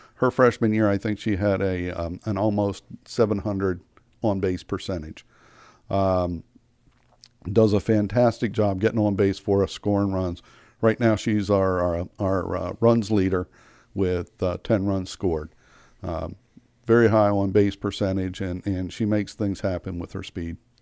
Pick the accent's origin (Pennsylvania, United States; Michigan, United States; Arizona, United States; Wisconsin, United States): Pennsylvania, United States; York; moved away as an adult; now in Frederick, United States; I grew up in York, Pennsylvania